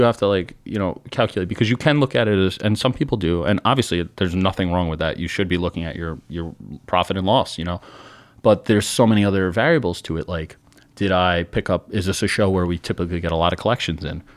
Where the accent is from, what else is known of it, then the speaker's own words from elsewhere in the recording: New York, United States; we're from New York